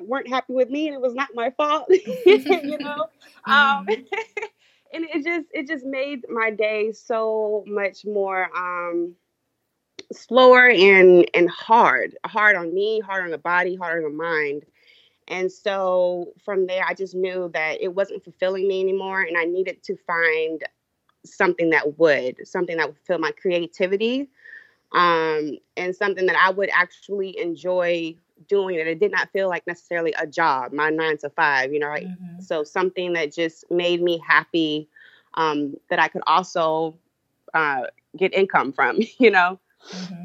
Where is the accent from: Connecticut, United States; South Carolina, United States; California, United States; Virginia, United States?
South Carolina, United States; Columbia; moved away as an adult; now in Charleston, United States; I am from Columbia, South Carolina, currently residing in the Charleston area